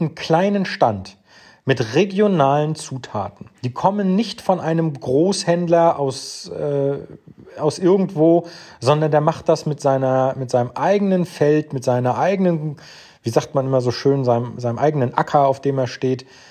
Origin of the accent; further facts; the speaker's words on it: Northern Germany, Germany; an so Wörtern wie wir schnacken, erkennst du schon, ich komme aus dem Norden Deutschlands